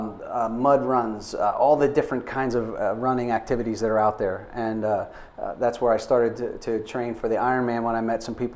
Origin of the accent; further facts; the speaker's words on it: Florida, United States; moved away; I grew up in Florida